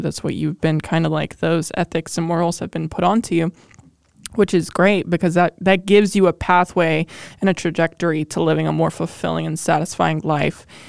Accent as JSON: {"language": "English", "region": "Ohio", "country": "United States", "tie": "born or raised there"}